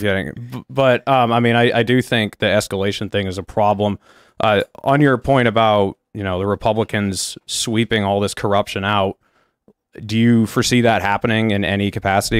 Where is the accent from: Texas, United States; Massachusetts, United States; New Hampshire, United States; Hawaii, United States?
New Hampshire, United States; I'm from New Hampshire.